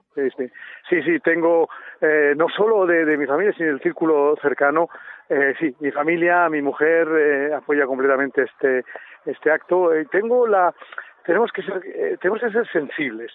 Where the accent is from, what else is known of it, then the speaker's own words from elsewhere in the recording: Durango, Basque Country, Spain; moved away as an adult; now in Switzerland; sí yo soy de, Durango de Llorreta es donde me he criado y, y donde he nacido